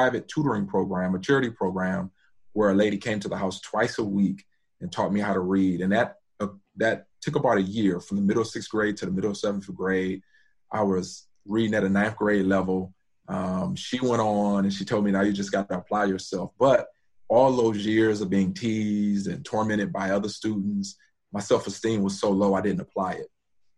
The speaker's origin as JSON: {"language": "English", "town": "Detroit", "region": "Michigan", "country": "United States", "tie": "born or raised there", "said": "I grew up in Detroit and went to Detroit public schools"}